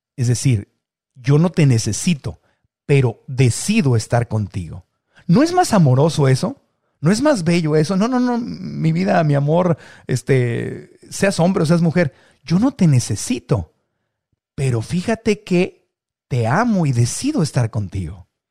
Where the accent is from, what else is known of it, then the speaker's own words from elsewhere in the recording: Mexico; como buen mexicano